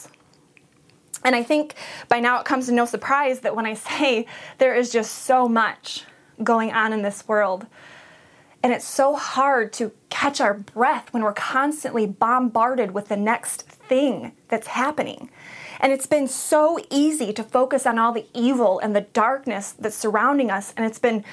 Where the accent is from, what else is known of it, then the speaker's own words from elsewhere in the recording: Montrose, United States; also born or lived in Flushing; we were both born and raised in Montrose, graduated from Montrose